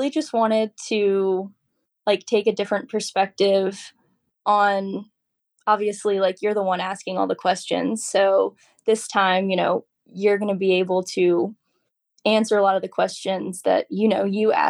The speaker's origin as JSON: {"language": "English", "region": "Virginia", "country": "United States", "also_born_or_lived": "Kentucky", "moved": "yes", "lives_now": "Reddick, Florida, United States", "said": "I'm originally from Virginia. I am based in Reddick, Florida"}